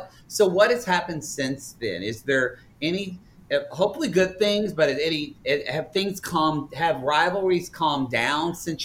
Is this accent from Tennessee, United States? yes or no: no; Oklahoma, United States; moved away; also born or lived in Texas; I'm from Oklahoma